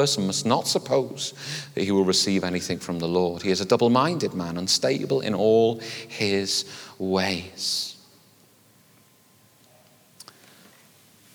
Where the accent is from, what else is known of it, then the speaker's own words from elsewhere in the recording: United Kingdom; we're British